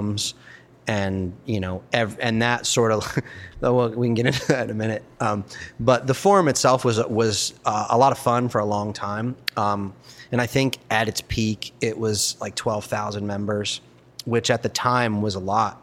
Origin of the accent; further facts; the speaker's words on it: Baltimore, Maryland, United States; My buddy Aaron, who I grew up with in Baltimore